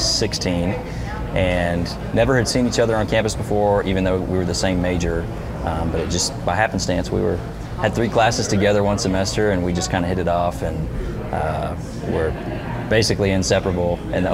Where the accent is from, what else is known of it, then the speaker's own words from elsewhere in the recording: Weatherford, Texas, United States; now in Fort Worth, United States; I grew up in Weatherford, but I live in Fort Worth